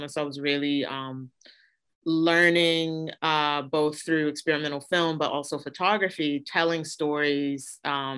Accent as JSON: {"language": "English", "town": "Baltimore", "region": "Maryland", "country": "United States", "tie": "born or raised there", "said": "I grew up in Baltimore, Baltimore, Maryland"}